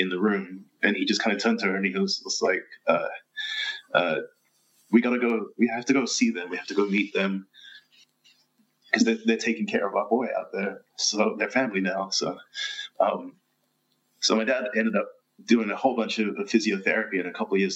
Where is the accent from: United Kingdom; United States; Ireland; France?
United Kingdom; London; moved away; I'm originally from London